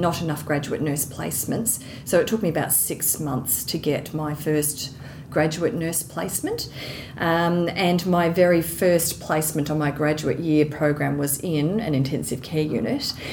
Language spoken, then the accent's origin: English; Geelong, Victoria, Australia; I'm originally from Geelong in Victoria.